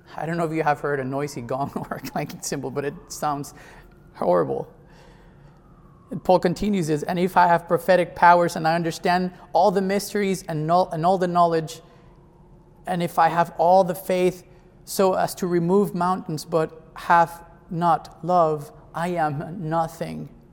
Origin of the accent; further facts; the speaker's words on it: Mexico; now in Jersey City, United States; I am from Mexico